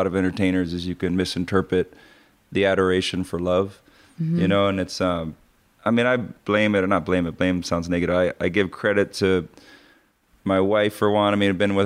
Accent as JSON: {"language": "English", "area": "North Shore", "region": "Hawaii", "country": "United States", "tie": "born or raised there", "said": "growing up in Hawaii on the North Shore."}